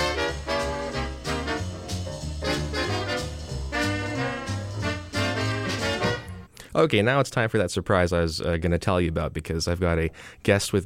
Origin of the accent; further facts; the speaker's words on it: Mississauga, Ontario, Canada; now in Hamilton, Canada; my hometown, Mississauga